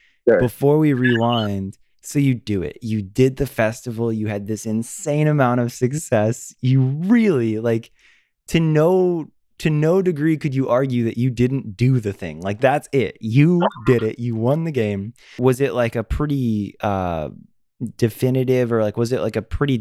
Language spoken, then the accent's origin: English; Florida, United States; me growing up in Florida